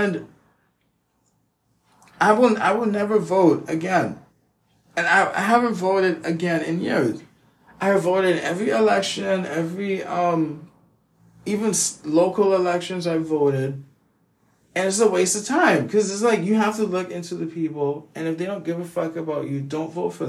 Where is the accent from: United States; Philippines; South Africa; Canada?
United States; also born or lived in West Indies; I'm West Indian, who grew up in America